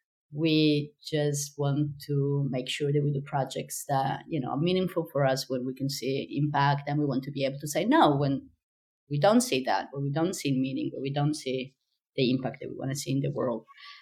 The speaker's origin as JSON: {"language": "English", "region": "Sicily", "country": "Italy", "second_language": "English", "moved": "yes", "lives_now": "Rotterdam, Netherlands", "said": "I'm from Sicily."}